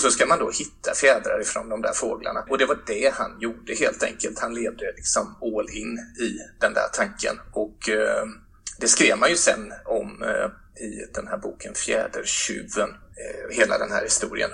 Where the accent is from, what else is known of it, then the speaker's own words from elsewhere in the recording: Mullsjö, Jönköping County, Sweden; hemma i Mullsjö, bara några hundra meter ifrån huset där jag växte upp